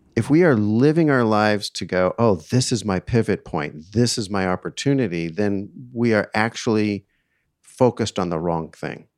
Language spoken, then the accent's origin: English; East Coast, United States; I grew up on the East Coast